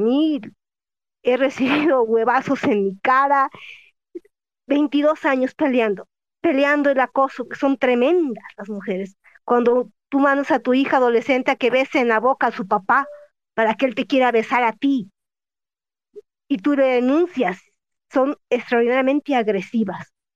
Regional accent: Jalisco, Mexico; yo soy de Jalisco

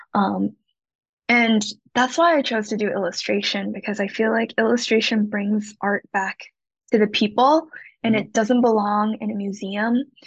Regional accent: Shanghai, China; moved away as an adult; also born or lived in Hong Kong / Rhode Island, United States; now in Los Angeles, United States; my parents are from Hong Kong, but I was raised in Shanghai and now I live here

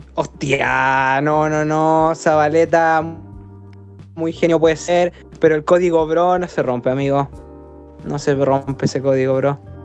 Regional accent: Chile; uno como chileno

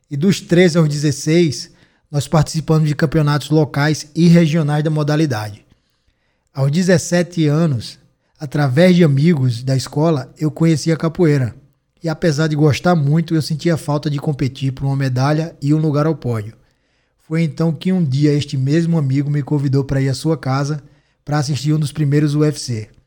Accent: Alagoas, Brazil; Eu sou alagoano, ex-lutador profissional de MMA, estudante de psicologia e educação física.

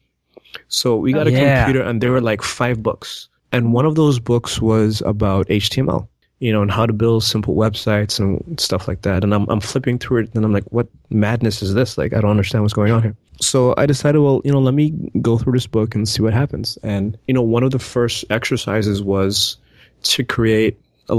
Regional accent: Antigua & Barbuda; moved away; growing up in Antigua, we didn't have at the time computers in the classrooms

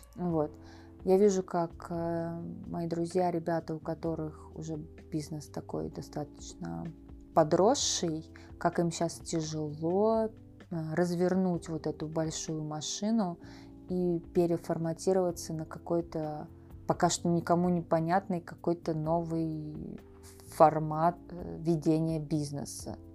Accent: Russia; first language Russian; moved away as an adult; also born or lived in United States; now in Thailand; я родилась, выросла в России, и мой язык родной русский

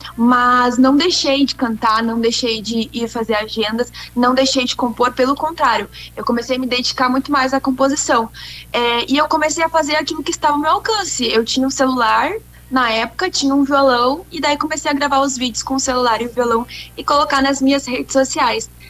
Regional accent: Esteio, Rio Grande do Sul, Brazil; also born or lived in Sapucaia do Sul; sou gaúcha do Rio Grande do Sul. Eu nasci na cidade de Sapucaia do Sul, mas vivi e vivo até hoje na cidade de Esteio

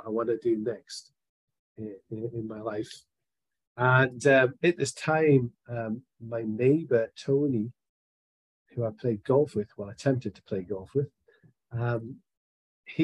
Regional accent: Scotland, United Kingdom; I am a Scotsman

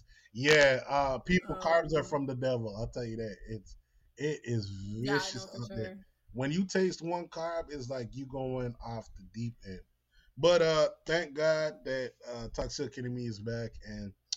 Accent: Jamaica; now in United States; I'm Jamaican

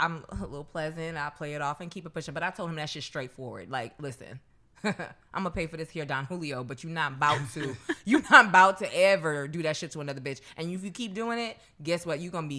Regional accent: New York City, New York, United States; Like, and don't get me wrong, I'm from New York, so yeah, a little stroll through Central Park, Prospect Park, whatever it is, the promenade, whatever it is cool.

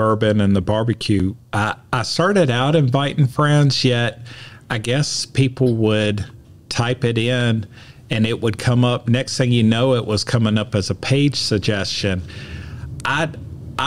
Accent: Roanoke, Virginia, United States; moved away; I'm from Roanoke, Virginia, and I still go back there to visit my mom

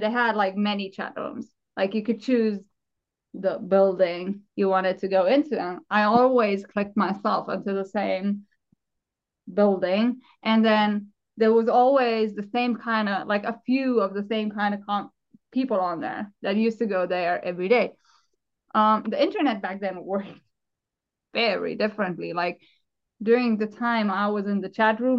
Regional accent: Southern Germany, Germany; now in Finland; I'm from South Germany.

